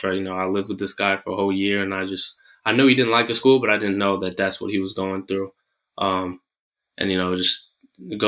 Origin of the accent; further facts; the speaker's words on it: San Francisco, California, United States; also born or lived in Manchester, United Kingdom; I ended up growing up in San Francisco